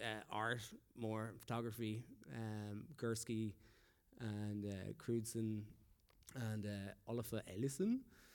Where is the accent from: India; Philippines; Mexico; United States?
Philippines; moved away; I came here from the Philippines.